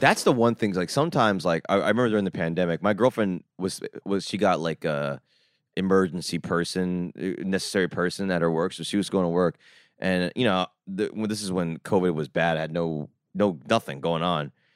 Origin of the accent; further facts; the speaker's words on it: Jersey Shore, New Jersey, United States; I grew up in the Jersey Shore